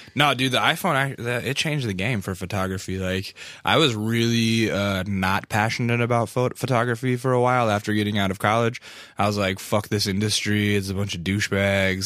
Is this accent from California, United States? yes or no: no; Alaska, United States; I'm from Alaska